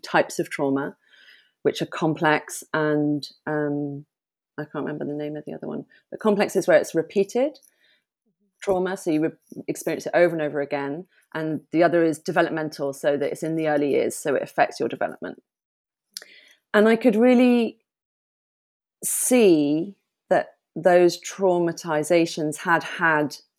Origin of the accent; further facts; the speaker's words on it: Bath, South West England, United Kingdom; also born or lived in London; My mum and I moved from London to Bath